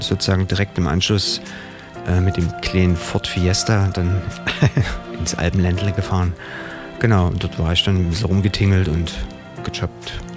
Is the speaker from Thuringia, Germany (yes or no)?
no; Dresden, Saxony, Germany; also born or lived in Radebeul / Bad Gastein, Austria; Ich bin geboren in Radebeul. Mhm. Genau, und habe so einen Teil meiner Kindheit auch in Dresden, Schachwitz hinten verbracht.